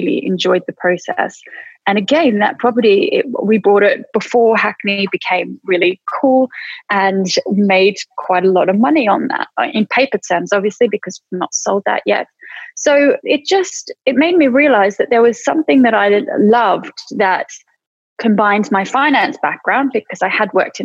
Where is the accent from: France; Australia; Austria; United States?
Australia; moved away as an adult; now in United Kingdom; I came over from Australia in 2000